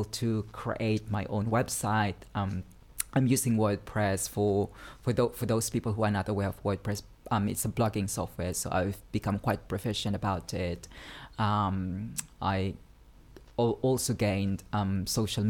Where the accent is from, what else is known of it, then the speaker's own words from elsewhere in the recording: Philippines; moved away; I was originally from the Philippines.